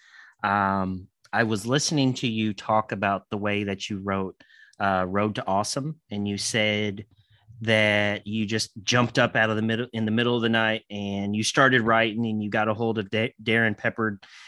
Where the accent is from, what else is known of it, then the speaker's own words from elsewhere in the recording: Kentucky, United States; also born or lived in Indiana; I am from Kentucky, but I'm not that Southern.